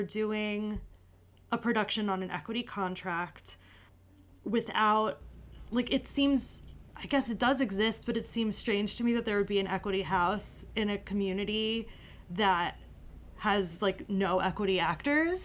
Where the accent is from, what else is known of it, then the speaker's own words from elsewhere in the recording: New York City, New York, United States; I'm truly a New Yorker.